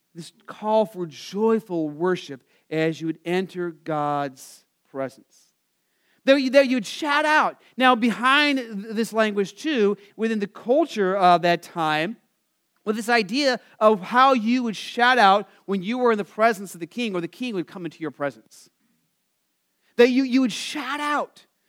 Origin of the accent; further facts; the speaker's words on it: Phoenix, Arizona, United States; I grew up in Phoenix